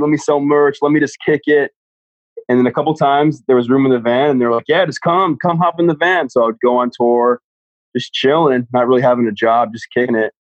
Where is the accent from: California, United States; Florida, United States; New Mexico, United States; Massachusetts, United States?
Florida, United States; Flagler Beach; now in Jacksonville, United States; I'm from like a small beach town called Flagler Beach